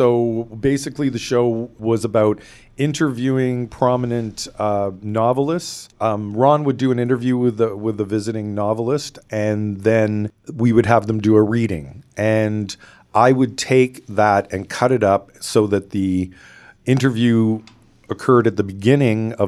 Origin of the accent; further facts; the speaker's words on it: Toronto, Ontario, Canada; also born or lived in West Coast of Canada; now in West Coast, Canada; I grew up in the Northwest area, Toronto, around the Jane Strip, Jane Finch area